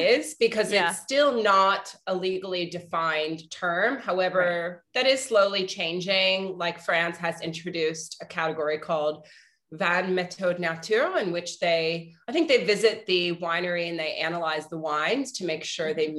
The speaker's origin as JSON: {"language": "English", "town": "Arlington", "region": "Virginia", "country": "United States", "tie": "born or raised there", "also_born_or_lived": "New York", "moved": "yes", "said": "I grew up in Arlington, Virginia"}